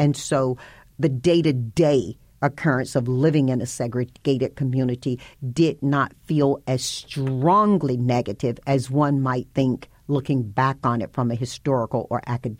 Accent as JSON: {"language": "English", "region": "the South", "country": "United States", "tie": "born or raised there", "said": "people think about the communities such as I grew up in, they think about them being Bible-based, and I grew up in the Bible Belt."}